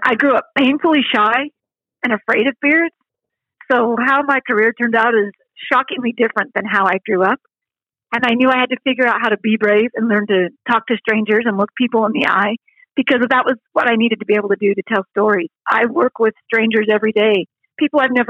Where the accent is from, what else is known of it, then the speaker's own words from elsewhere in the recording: Salt Lake City, Utah, United States; moved away as an adult; now in Idaho, United States; Growing up in Salt Lake City, that was the Wasatch Mountains